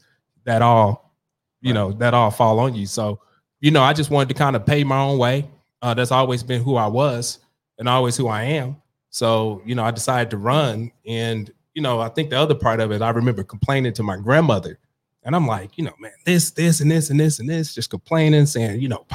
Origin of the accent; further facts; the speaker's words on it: Ferguson, Missouri, United States; also born or lived in North St. Louis; I grew up in Ferguson, so I grew up in North County